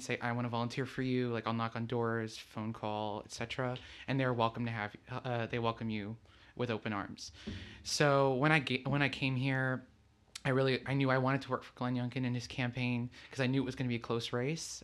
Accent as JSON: {"language": "English", "region": "Lisbon", "country": "Portugal", "also_born_or_lived": "New Jersey / Texas", "moved": "as an adult", "said": "I'm originally from Lisbon, Portugal. That's where I came here, but I was born in New Jersey"}